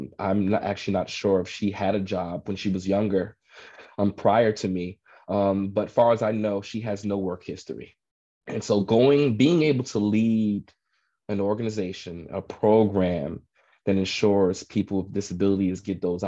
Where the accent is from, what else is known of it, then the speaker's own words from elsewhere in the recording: New York City, New York, United States; I grew up in Brooklyn